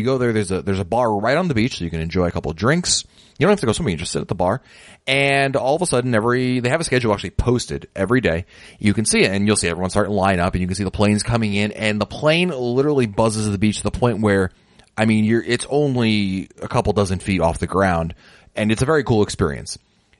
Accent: United States; as an American

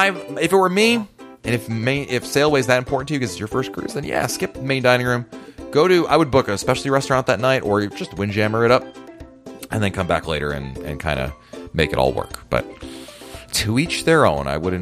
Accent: Connecticut, United States; I grew up in Connecticut, which is obviously New England

